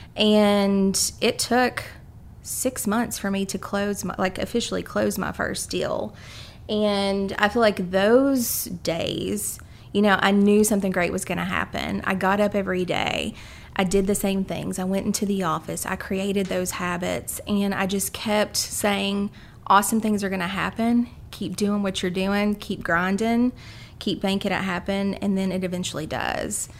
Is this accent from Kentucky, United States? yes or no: yes; Carter County, Eastern Kentucky, United States; moved away as an adult; now in Lexington, United States; I'm from Eastern Kentucky, Carter County to be specific, and came down here to go to the University of Kentucky